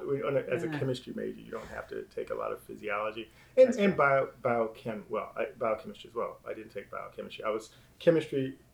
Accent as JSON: {"language": "English", "town": "Norfolk", "region": "Virginia", "country": "United States", "said": "I'm from Norfolk."}